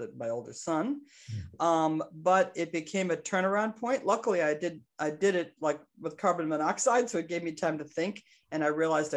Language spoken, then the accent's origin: English; Plum Island, Massachusetts, United States; moved away as an adult; also born or lived in Bangor, Maine / New Jersey; I was born in Bangor, Maine, but my parents were living in Newburyport, Mass at the time. And then they did what I think was one of the greatest things. They moved to this little barrier island called Plum Island, Mass on my third birthday. And oh my God, what a place to grow up.